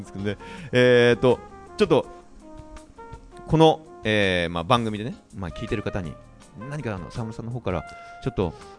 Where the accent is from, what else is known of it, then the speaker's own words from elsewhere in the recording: Tokyo, Japan; 東京生まれの東京育ち